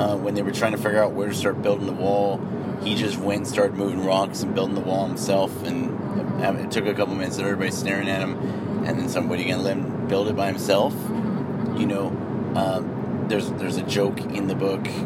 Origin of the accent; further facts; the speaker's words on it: United States; I have Irish, Mexican, Native American pride, but I'm an American